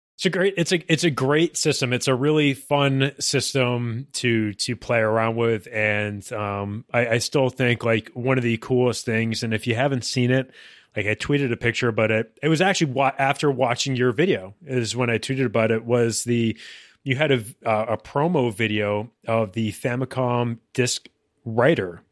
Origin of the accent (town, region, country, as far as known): Massachusetts, United States; born or raised there